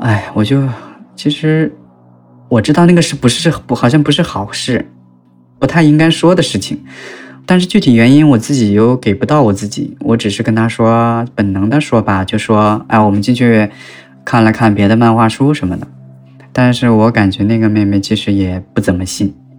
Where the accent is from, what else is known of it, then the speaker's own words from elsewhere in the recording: Northeast China, China; 我是一个来自就是东三省一座小城市，应该是三线城市的吧，一种老师家的孩子，就是我妈妈是老师，是高中老师